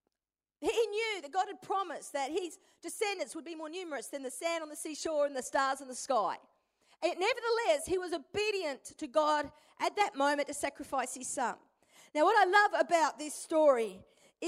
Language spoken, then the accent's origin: English; Perth, Western Australia, Australia; moved away as an adult; also born or lived in Brisbane, Queensland; I'm originally from Perth. To this day, all my family live in Perth